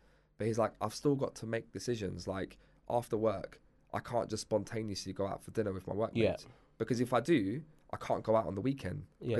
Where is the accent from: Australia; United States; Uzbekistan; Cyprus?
Cyprus; now in United Kingdom; like my family, for example, we come from Cyprus.